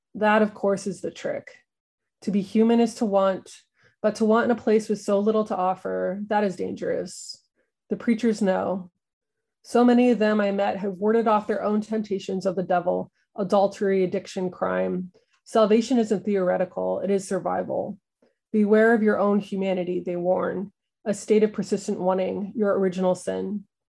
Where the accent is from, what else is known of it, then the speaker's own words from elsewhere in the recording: the Ozarks, United States; moved away as an adult; Growing up in the Ozarks